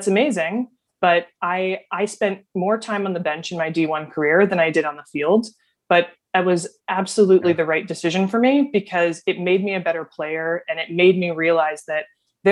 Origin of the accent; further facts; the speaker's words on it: Dearborn, Michigan, United States; moved away as an adult; also born or lived in East Coast; I grew up in Dearborn, Michigan. I'm a Midwestern gal at heart, and I found myself on the East Coast really in my college journey